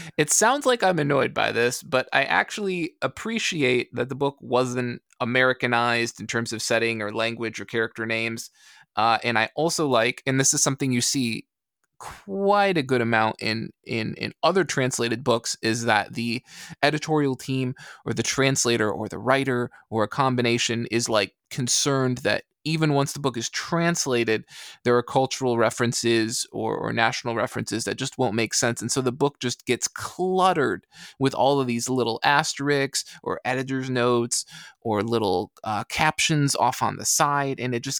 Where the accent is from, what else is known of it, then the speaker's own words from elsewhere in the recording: Canada; So I just appreciate it being Canadian. And on top of that, being, I think, quite French Canadian in that regard.